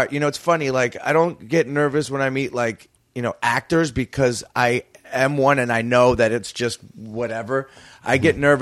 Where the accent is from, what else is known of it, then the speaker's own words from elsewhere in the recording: the Bay Area, California, United States; I'm from the Bay